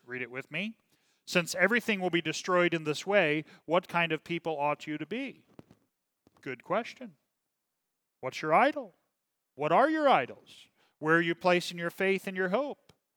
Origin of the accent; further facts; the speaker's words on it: Kansas City, Missouri, United States; I'm from Kansas City